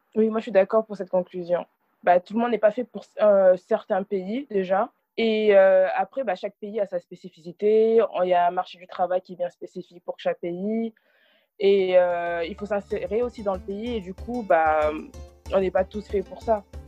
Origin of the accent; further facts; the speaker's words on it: France; j'ai grandi en France je suis née en France